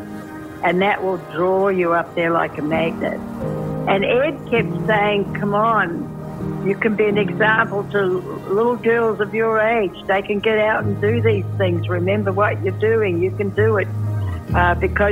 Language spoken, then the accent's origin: English; New Zealand; also born or lived in Washington State, United States; now in Washington, United States